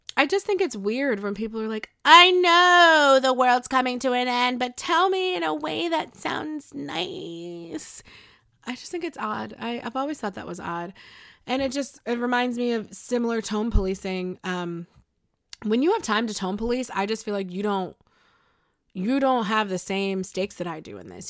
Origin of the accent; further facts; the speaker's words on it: Buffalo, New York, United States; I'm from Buffalo